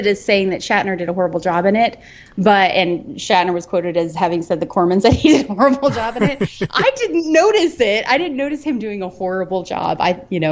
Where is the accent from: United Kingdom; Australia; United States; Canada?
United States; Colorado; moved away; I grew up in Colorado